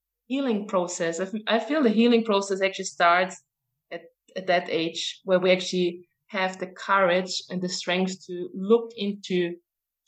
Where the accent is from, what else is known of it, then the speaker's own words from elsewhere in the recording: Austria; moved away as an adult; also born or lived in New Zealand; I'm from Austria, and I moved to New Zealand maybe in 2006